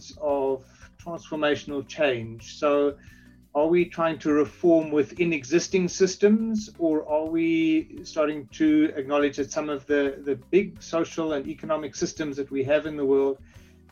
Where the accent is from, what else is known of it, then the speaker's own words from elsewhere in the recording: South Africa; I am South African and work from South Africa